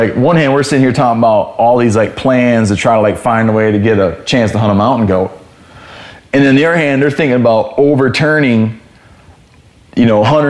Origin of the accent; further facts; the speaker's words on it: Michigan, United States; And it wound up being like where I grew up in Michigan, if you killed a 2.5-year-old deer